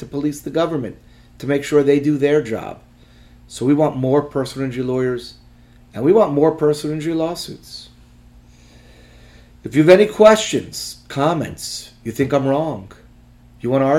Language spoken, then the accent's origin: English; United States; I'm an American